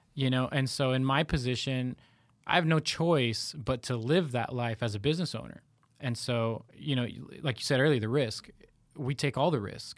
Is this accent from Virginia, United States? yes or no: no; Reno, Nevada, United States; I grew up in Reno, Nevada